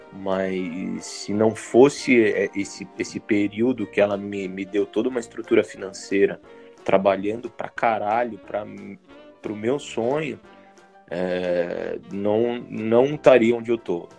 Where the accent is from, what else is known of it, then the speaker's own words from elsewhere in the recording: São Paulo, Brazil; also born or lived in Belo Horizonte; eu sou de São Paulo, mas quando fiz 17 anos eu fui para Belo Horizonte, e eu voltei de Belo Horizonte casado e com uma filha